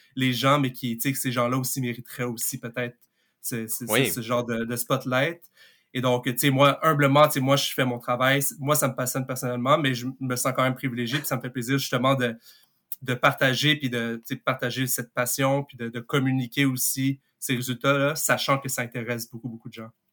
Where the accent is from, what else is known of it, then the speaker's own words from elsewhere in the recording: Montreal, Quebec, Canada; Je viens de Montréal